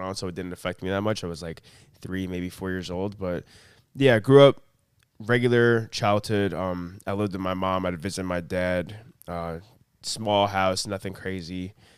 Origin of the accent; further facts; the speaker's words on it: Long Island, New York, United States; also born or lived in Plainview, New York; born and raised in Long Island, moved around Long Island my whole life